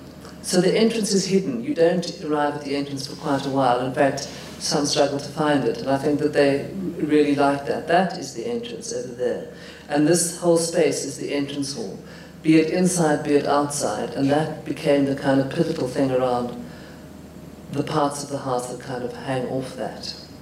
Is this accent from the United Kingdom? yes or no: no; Highveld, South Africa; because I come from the Highveld, so I know all about Highveld grass and that kind of vegetation.